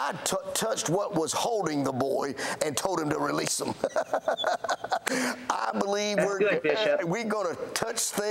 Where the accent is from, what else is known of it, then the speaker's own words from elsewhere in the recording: Alabama, United States; I'm from Alabama